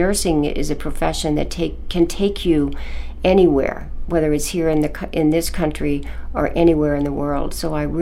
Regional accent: Camden, Maine, United States; I was born in Maine and grew up in Camden

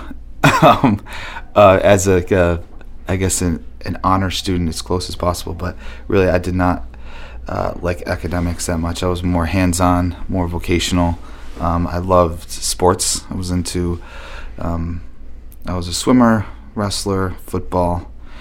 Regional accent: Buffalo, New York, United States; moved away as an adult; also born or lived in Hyde Park, New York / Rhinebeck, New York; now in Portland, United States; I grew up in Buffalo

